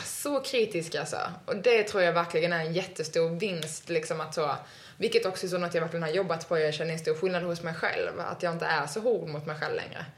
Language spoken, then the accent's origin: Swedish; Sweden